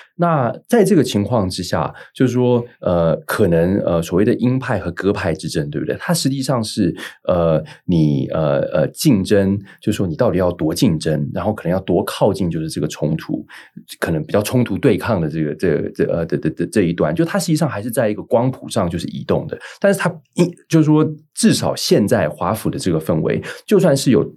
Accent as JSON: {"language": "Chinese", "country": "Taiwan", "said": "我们是台湾这边"}